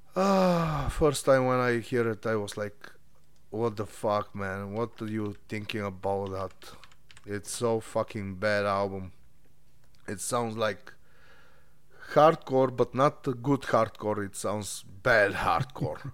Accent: Bulgaria; moved away as an adult; I'm, uh, from Bulgaria. I moved from Bulgaria, like, ten years ago

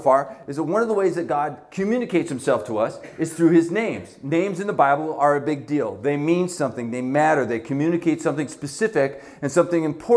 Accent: Canada; now in Buffalo, United States; I was born in Canada

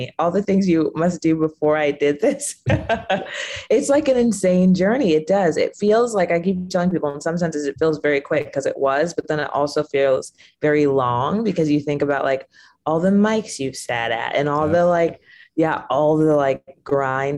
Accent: Rancho Cucamonga, California, United States; I'm from Rancho Cucamonga, California.

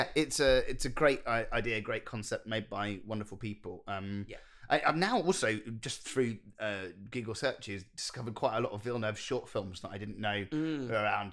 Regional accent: England, United Kingdom; as English people

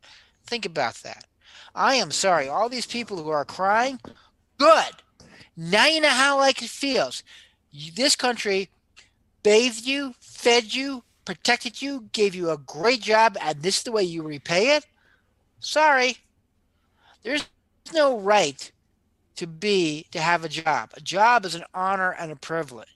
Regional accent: New Jersey, United States; when I was growing up in New Jersey

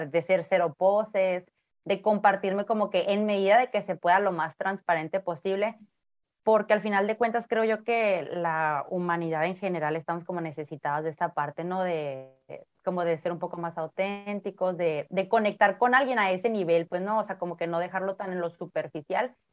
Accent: Ciudad Obregón, Sonora, Mexico; born there; now in Tijuana, Mexico; eh, soy bueno, nací en Ciudad Obregón, Sonora, pero actualmente vivo en Tijuana, tengo 36 años.

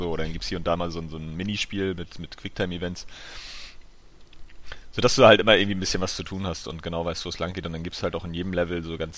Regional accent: Berlin, Germany; Als ja, Berliner ist man

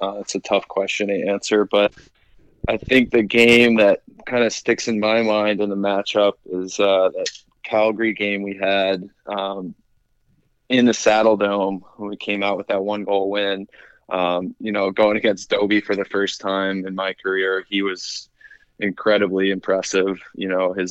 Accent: New York, United States; I'm from New York, but I had a family in Philadelphia

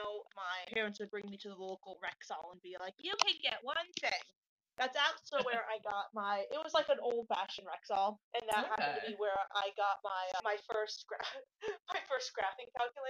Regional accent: New England, United States; Being someone from New England

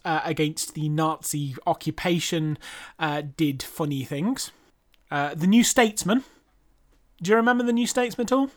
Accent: United Kingdom; being British

